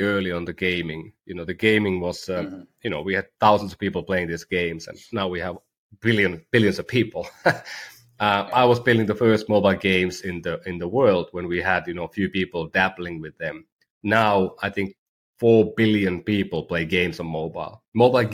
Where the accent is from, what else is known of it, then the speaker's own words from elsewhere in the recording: Oulu, North Ostrobothnia, Finland; University of Oulu, my hometown university